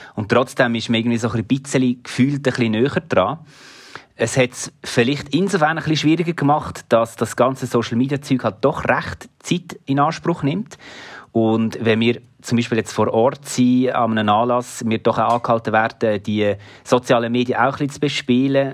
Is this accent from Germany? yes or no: no; Switzerland; Basel ist so ein bisschen wie meine Heimatstadt